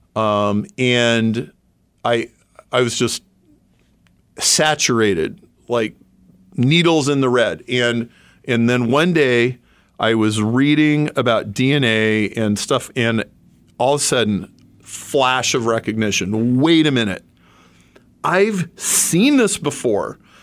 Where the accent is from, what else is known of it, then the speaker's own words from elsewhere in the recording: Lincoln, Nebraska, United States; now in Chicago, United States; I grew up in Lincoln, Nebraska, and married my high school sweetheart